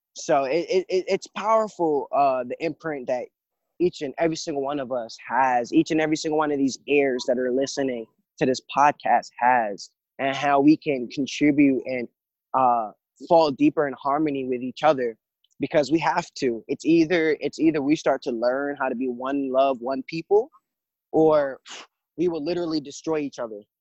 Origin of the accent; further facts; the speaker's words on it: Jamaica; now in United States; I was born in Jamaica and I came to live in America